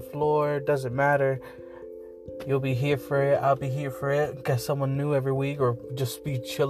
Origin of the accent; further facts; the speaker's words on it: Las Vegas, Nevada, United States; I'm from Las Vegas, 420 all the way.